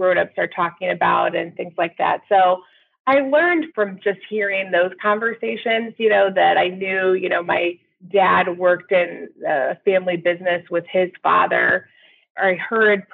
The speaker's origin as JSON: {"language": "English", "town": "Peoria", "region": "Illinois", "country": "United States", "tie": "born or raised there", "said": "I grew up in Peoria, Illinois, where I live today"}